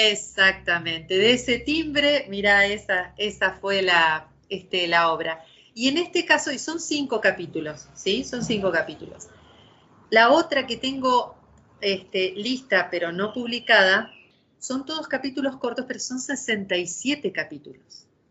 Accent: Santa Fe, Argentina; somos dos mujeres santafesinas

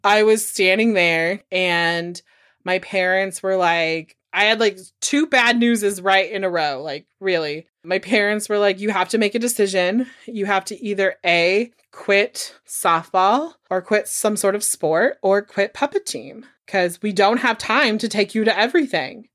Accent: Corning, California, United States; I grew up in a very Pentecostal Church of the Assembly of God in Corning, California

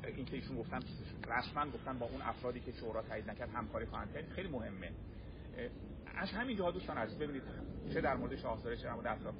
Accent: Iran

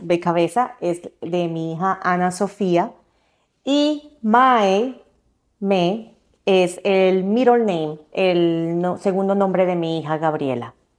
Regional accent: Colombia; moved away as an adult; also born or lived in Nebraska, United States; now in United States; soy de Colombia. Eh, me vine para Estados Unidos en el 2006 a empezar una carrera de diseño gráfico

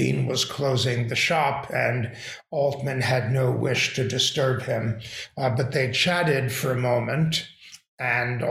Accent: New York City, New York, United States; I grew up in New York City

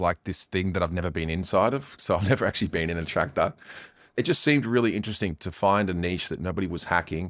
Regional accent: Australia; now in Asia; I'm a white hat hacker from Australia. I live in Asia

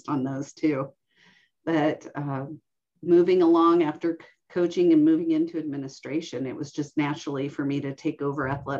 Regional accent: Reno, Nevada, United States; I'm an Air Force brat, and so we traveled everywhere until about elementary school, and then we settled in the Reno-Sparks area, and I grew up in Washoe County, going to elementary, middle, and high school.

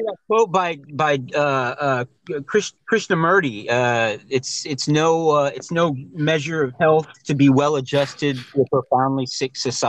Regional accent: East Texas, United States; I'm from East Texas, right?

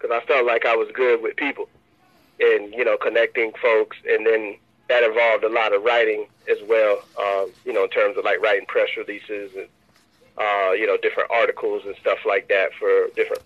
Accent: Tallahassee, Florida, United States; Tallahassee being my hometown

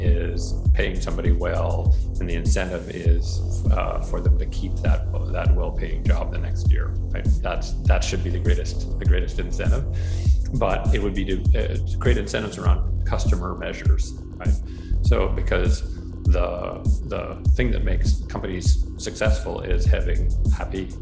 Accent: Canada; also born or lived in Boston, Massachusetts; my home country, yours as well, Canada

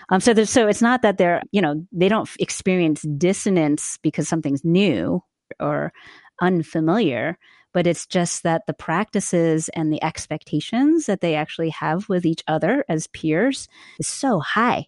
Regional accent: East Coast, United States; moved away as an adult; also born or lived in the South; now in California, United States; we're originally from the East Coast, but have spent a fair bit of time in the South and Westmont, coming out to California to teach out here

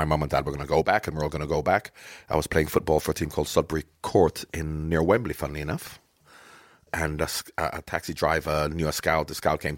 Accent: Jamaica; moved away; Growing up in Jamaica, I'm not just talking about my mum and my dad and my sisters

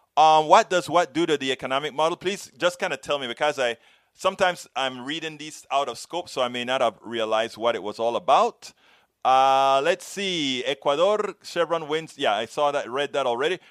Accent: Panama; now in United States; I am from Panama, that same place you talk about, Central America

